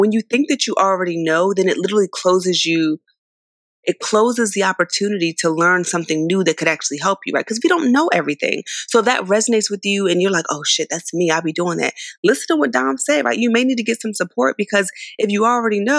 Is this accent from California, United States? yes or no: yes; San Diego, California, United States; also born or lived in Philadelphia, Pennsylvania; I was born in Philly, raised in San Diego